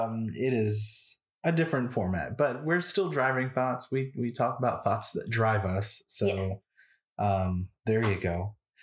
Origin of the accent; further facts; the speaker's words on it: San Antonio, Texas, United States; Now, I grew up in San Antonio, Texas. And so that is, and I come from a Hispanic family and all of that culture. That's the food that I grew up with, all of that.